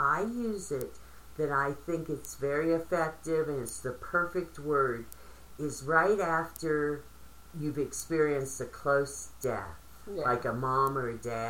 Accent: West Virginia, United States; moved away as an adult; also born or lived in northern Vermont; I grew up in West Virginia. That's what we always said.

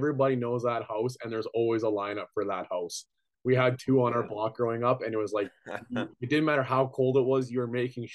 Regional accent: Saskatchewan, Canada; growing up in Saskatchewan

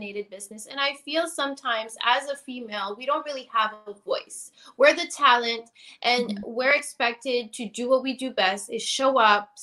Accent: Toronto, Ontario, Canada; also born or lived in Tampa, Florida; I'm originally from Toronto, Canada.

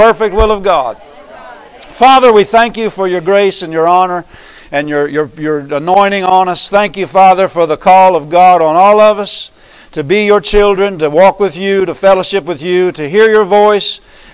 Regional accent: Pennsylvania, United States; moved away; I came from Pennsylvania

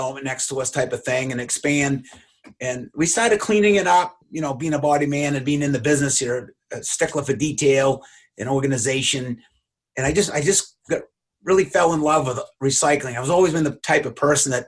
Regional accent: Gorham, Maine, United States; growing up on Narragansett Street in Gorham

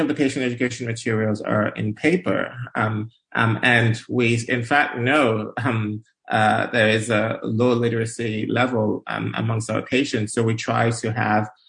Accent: Nigeria; moved away as an adult; now in United States; I'm originally Nigerian. I grew up in Nigeria. And I moved to the U.S. For college

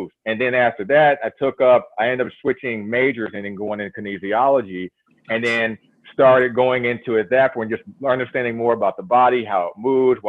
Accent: Louisville, Kentucky, United States; moved away as an adult; also born or lived in Minnesota; I'm originally from Louisville, Kentucky.

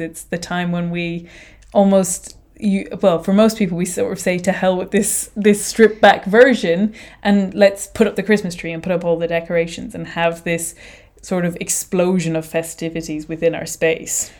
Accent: Ireland; I am Irish

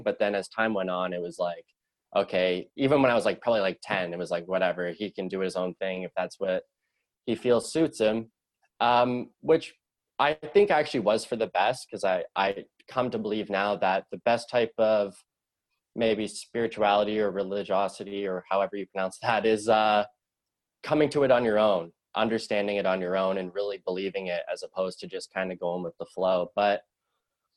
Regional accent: Sutton, Ontario, Canada; also born or lived in Scarborough, Toronto; I was born in Scarborough, which is like a suburb of Toronto. After that, we moved to a town called Sutton. It's about an hour away, an hour north. And that's where I grew up in the formative years

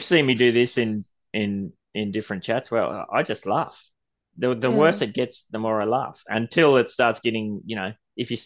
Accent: Australia; I'm Australian, mate.

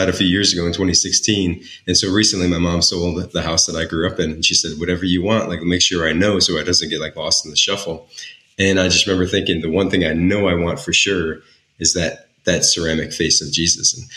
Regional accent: Naperville, Illinois, United States; I was born and raised in Naperville, Illinois, so a pretty kind of privileged position to be in the suburbs of Chicago there

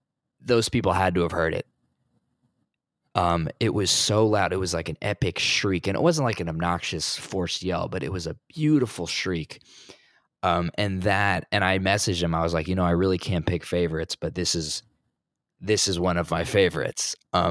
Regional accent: New Jersey, United States; But I'm from New Jersey originally.

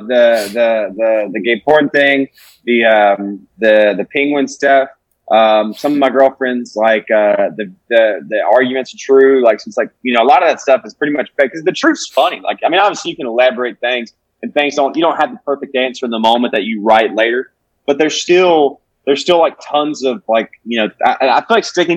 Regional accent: Alabama, United States; moved away as an adult; now in Los Angeles, United States; I'm moving here. I'm from Alabama

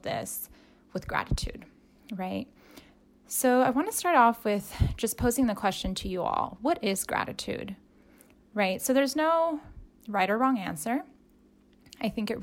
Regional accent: Southern California, United States; now in Salem, United States; I'm from Southern California. So I am now in Salem, Oregon

